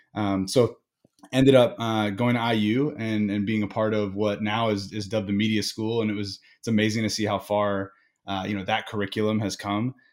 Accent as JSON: {"language": "English", "region": "Indiana", "country": "United States", "tie": "born or raised there", "said": "my family was originally from the East Coast, but I grew up in Indiana"}